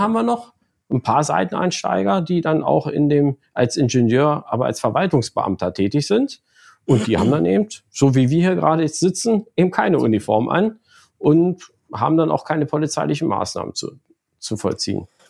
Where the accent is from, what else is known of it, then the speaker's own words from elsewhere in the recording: Lower Saxony, Germany; komme aus Niedersachsen eigentlich gebürtig